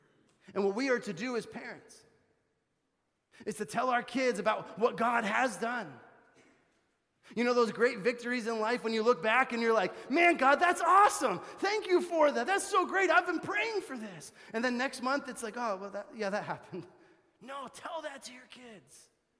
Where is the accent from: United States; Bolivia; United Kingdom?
Bolivia; I grew up in Bolivia, South America, if you didn't know that, and I went to a missionary kids school, which was about 35 minutes from our house.